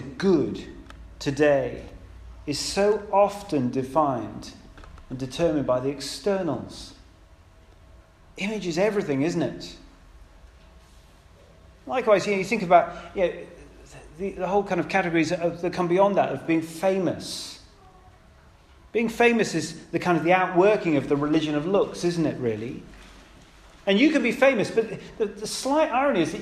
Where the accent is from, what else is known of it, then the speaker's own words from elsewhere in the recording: United Kingdom; I'm British